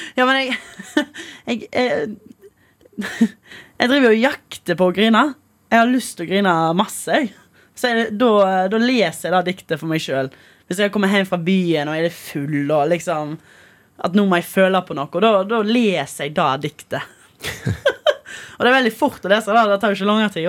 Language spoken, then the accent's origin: Norwegian; Stord, Vestland, Norway; accent: Stord dialect; som man skal egentlig si på stordialekt